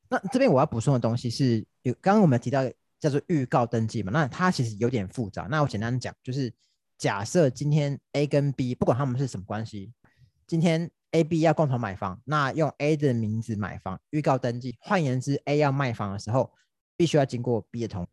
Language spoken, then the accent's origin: Chinese; Taiwan; 因为大家以我们台湾人的情况来说，很少会这种把话讲那么明的情况。